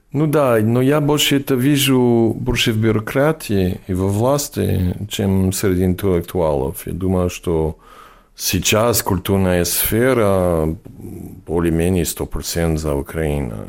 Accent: France; first language English; Russian is a second language; also born or lived in New York, United States; now in Barcelona, Spain; Мы мигрировали во Францию, когда я был ребенок. И вот, я вырос во Франции

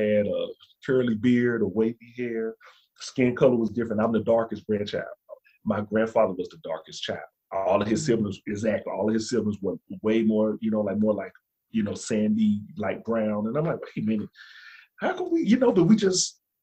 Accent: Alabama, United States; also born or lived in Montana; now in North Carolina, United States; being from the South, so I'm from Alabama

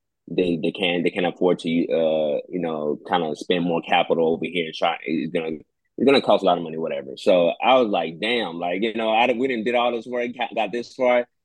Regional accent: Nigeria; now in Houston, United States; coming from Nigeria, being born there, you coming to the States

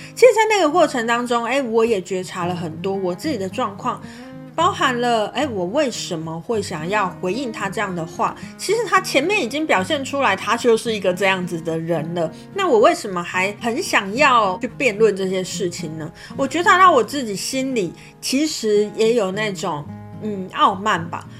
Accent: Kaohsiung, Taiwan; moved away; 我就有回到，呃，我的故乡高雄这样子

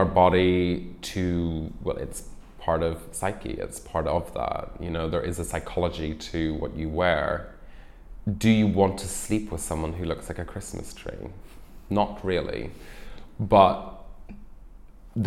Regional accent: Ireland; moved away; I'm originally Irish and I grew up there

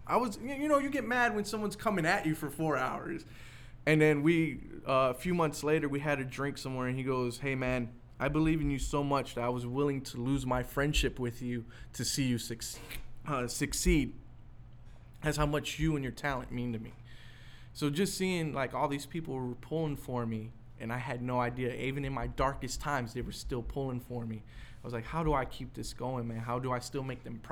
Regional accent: East Chicago, Indiana, United States; I'm from East Chicago

